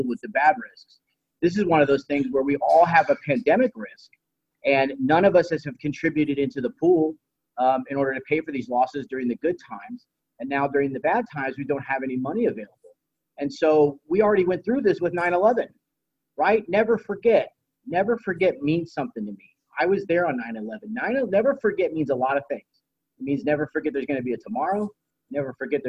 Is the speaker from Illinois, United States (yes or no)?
no; Dayton, Ohio, United States; I'm from Dayton, Ohio